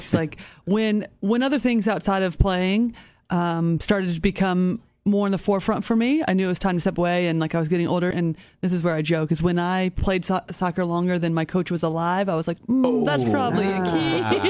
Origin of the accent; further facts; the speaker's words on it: Indiana, United States; And I'm from Indiana.